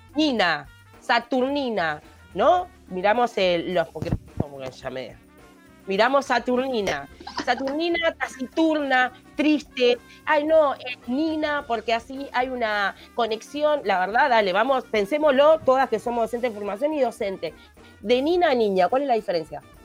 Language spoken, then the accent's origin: Spanish; Palermo, Montevideo, Uruguay; porque yo me crié en Palermo